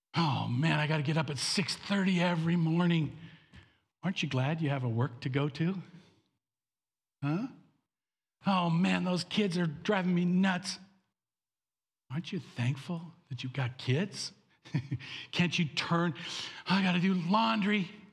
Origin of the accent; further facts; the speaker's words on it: Canada; I was born in Canada to American parents